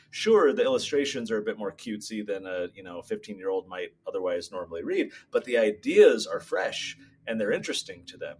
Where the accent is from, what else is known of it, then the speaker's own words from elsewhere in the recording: California, United States; I grew up in California